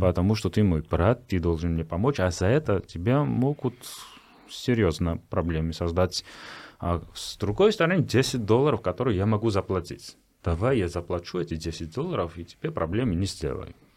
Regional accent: Georgia; я грузин

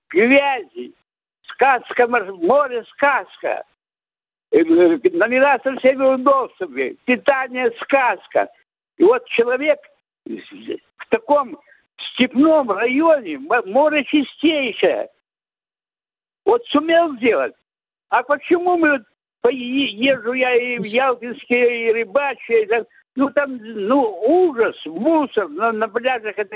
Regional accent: Simferopol, Crimea, Ukraine; Мне 85 лет, я местный крымчанин.

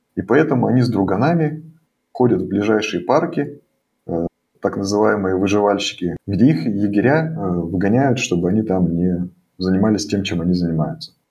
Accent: Russia; now in Germany; Мы говорим, мы из России.

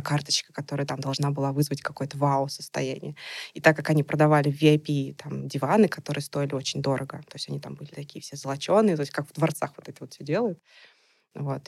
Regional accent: Nizhny Novgorod, Nizhny Novgorod Oblast, Russia; на меня вышли студии города моего. То есть я из Нижнего Новгорода

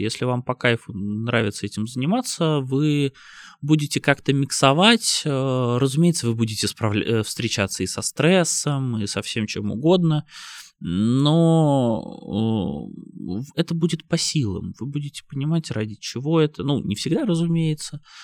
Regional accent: Saint Petersburg, Russia; Это мой родной город. Это место, в котором я родился, вырос

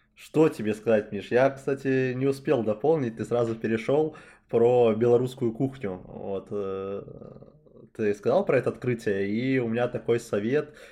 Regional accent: Belarus; moved away; мы оба из Беларуси изначально

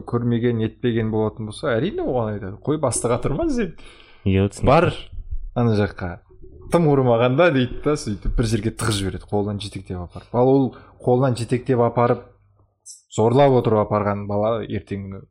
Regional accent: Bayan-Ölgii, Mongolia; now in Kazakhstan; мен басында анау моңғол екен моңғолиядан келгенімді жасыратынмын да

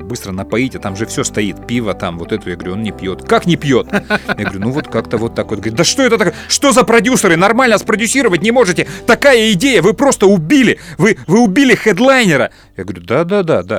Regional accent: Chisinau, Moldova; Мы приезжали из Кишинева в Одессу

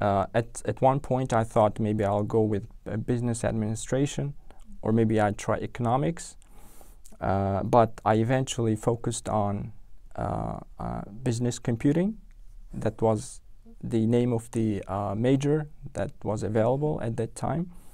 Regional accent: Tashkent, Uzbekistan; English is a second language; moved away as an adult; now in London, United Kingdom; I was born and raised in Tashkent

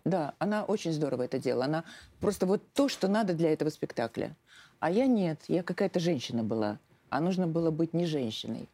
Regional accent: Saint Petersburg, Russia; moved away as an adult; now in Moscow, Russia; я сама из Питера

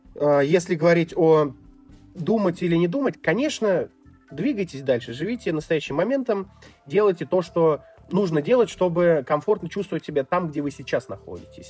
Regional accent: Tver, Tver Oblast, Russia; moved away as an adult; now in Kyrgyzstan; в Твери, где я родился, в городе в России

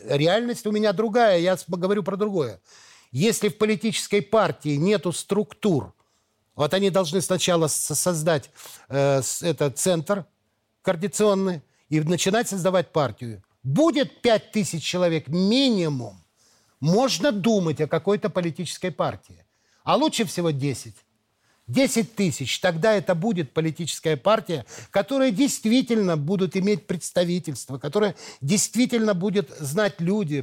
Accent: Belarus; мои предки все здесь, в Беларуси. Моего дедушку, бабушку, отца, все знают. И сейчас я приезжаю к себе в деревню, в деревню Каролина

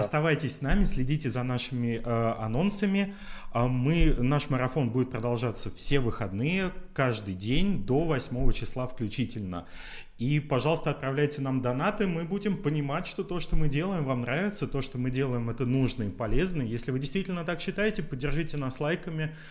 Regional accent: Chernozemye, Central Black Earth Region, Russia; мы с Катей из Черноземья

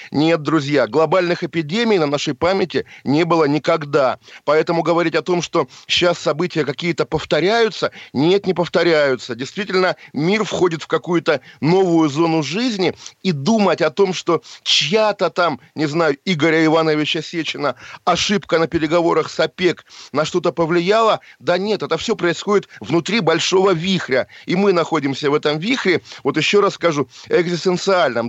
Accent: Russia; moved away; also born or lived in Geneva, Switzerland; Я сам россиянин, конечно же, и русский.

